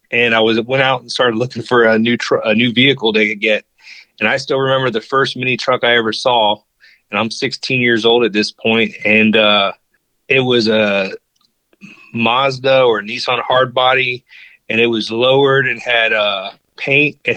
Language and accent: English; Virginia Beach, Virginia, United States; So originally, I uh, was born and raised in Virginia on the coast at the beach in Virginia Beach, and then my dad was in the military, so I kind of moved all around after that.